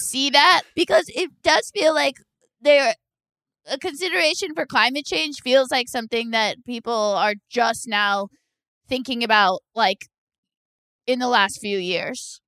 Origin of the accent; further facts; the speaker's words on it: Orange County, California, United States; I am from Orange County